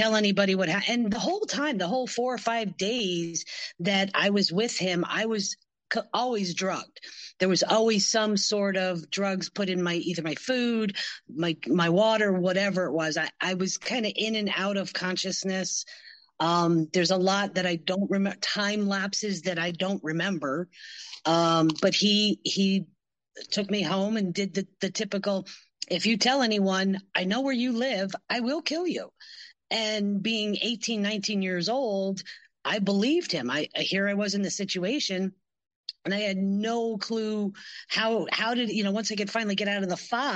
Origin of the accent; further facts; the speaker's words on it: Pennsylvania, United States; moved away as an adult; also born or lived in Michigan; I grew up in Pennsylvania